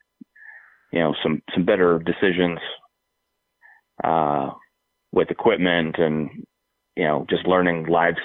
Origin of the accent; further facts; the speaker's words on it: Seattle, Washington, United States; I've born and raised in the Seattle area